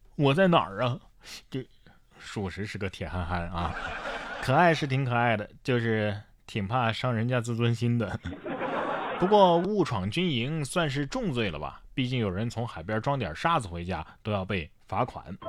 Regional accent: Sichuan, China; 我们四川人

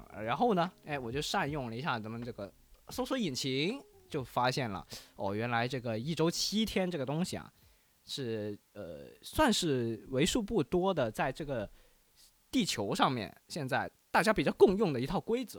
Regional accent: Guangdong, China; 这可能我们广东人用的比较多一点的这个礼拜一

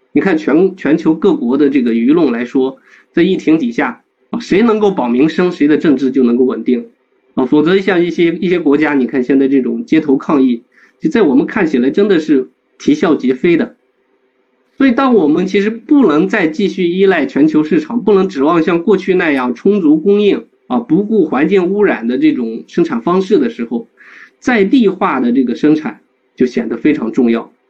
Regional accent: Guanzhong Plain, Shaanxi, China; 走遍了我们关中平原的大概有将近一百个村庄吧

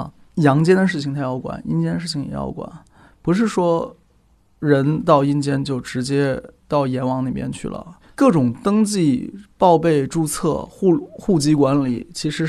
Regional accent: China; 是我们中国人玩法是，但凡是个事情，都会有主管他的人。

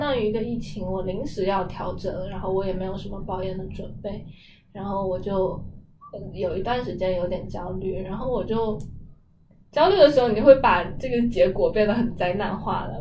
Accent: China; 甚至包括我们中国人好像会有的那种

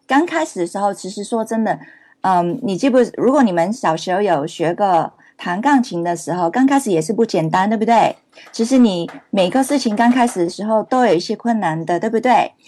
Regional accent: Hong Kong; Chinese is a second language; moved away; also born or lived in Canada; 我是香港出生，然后在加拿大读书

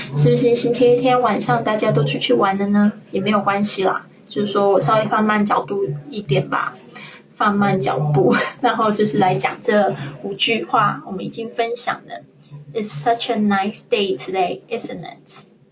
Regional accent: China; 我们中国人

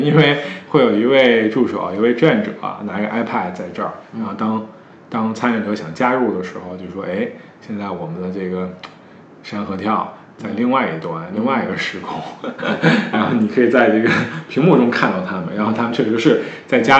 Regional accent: Beijing, China; moved away as an adult; now in Shanghai, China; 我一个北京人在上海

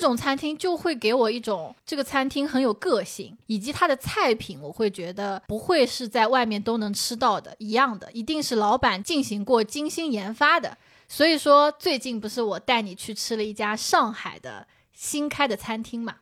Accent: Shaoxing, Zhejiang, China; now in Shanghai, China; 非常符合我绍兴人的口味的

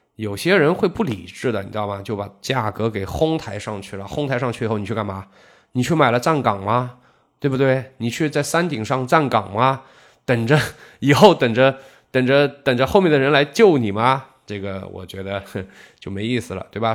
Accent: Zhejiang, China; 我们浙江

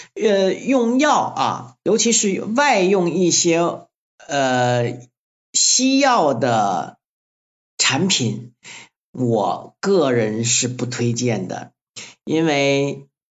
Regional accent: Luzhai, Guangxi, China; 我在柳州和桂林中间的陆寨县出生的

